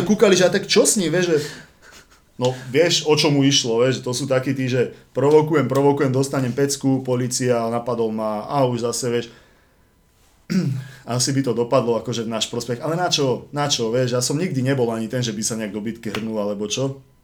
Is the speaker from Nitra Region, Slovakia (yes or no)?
no; Žilina, Žilina Region, Slovakia; now in Bratislava, Slovakia; Žilina, Žilina to je proste moje rodné mesto, kde som bol fakt strašne dlho.